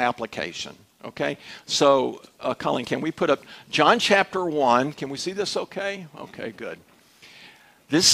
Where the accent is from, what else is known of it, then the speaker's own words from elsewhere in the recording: Dallas, Texas, United States; I was raised in Dallas